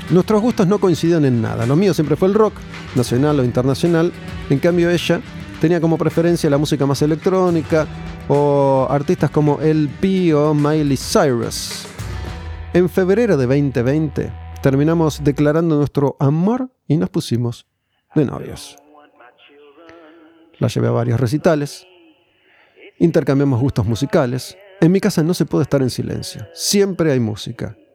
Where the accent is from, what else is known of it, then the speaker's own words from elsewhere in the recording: Mendoza, Argentina; tengo 23 años y soy mendocino